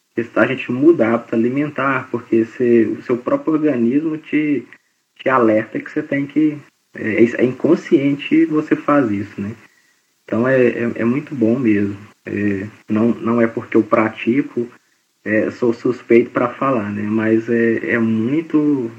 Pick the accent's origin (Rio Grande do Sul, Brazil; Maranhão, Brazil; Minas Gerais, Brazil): Minas Gerais, Brazil; Belo Horizonte; moved away as an adult; now in Goiânia, Brazil; eu estava em Belo Horizonte, que é minha cidade natal